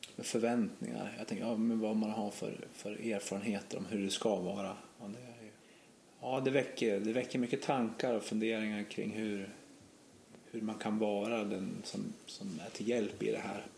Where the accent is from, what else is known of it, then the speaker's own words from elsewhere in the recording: Gävle, Gävleborg County, Sweden; Brynäs en stadsdel, där jag växte upp